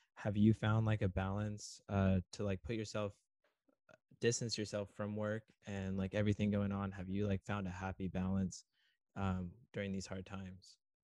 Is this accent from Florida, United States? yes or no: no; Southern California, United States; I grew up down in SoCal